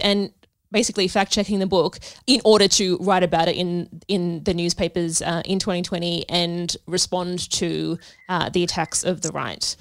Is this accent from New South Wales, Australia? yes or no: yes; Sydney, New South Wales, Australia; I grew up in Sydney in the late nineties